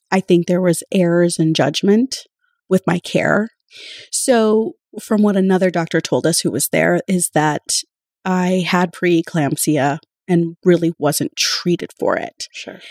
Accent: Spirit Lake Nation, central North Dakota, United States; moved away as an adult; also born or lived in Fargo-Moorhead; now in Fargo, United States; I am from Spirit Lake Nation, which is on the Dakota Reservation in central North Dakota

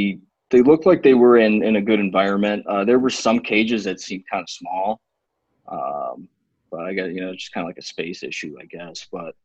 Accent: Chicago, Illinois, United States; moved away as an adult; also born or lived in Oklahoma; now in Chillicothe, United States; I grew up in Chicago. Lived there pretty much my whole life. Ended up moving to Oklahoma, working for Joe. Currently, I am in Chillicothe, Illinois.

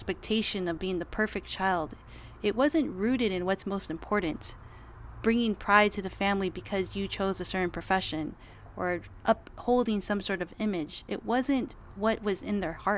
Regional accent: United States; I was born and raised in America

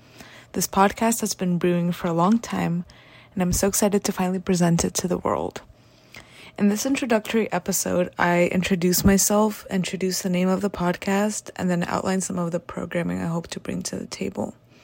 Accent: Calabasas, California, United States; born there; I was born on January 14th, 2000 in Calabasas, California, and my sister Anna was born in July of the following year in the same city.

